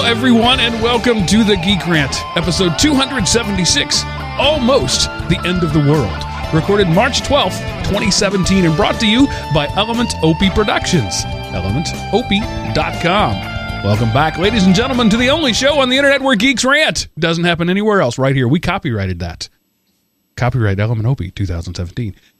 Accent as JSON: {"language": "English", "country": "United States", "said": "being an American"}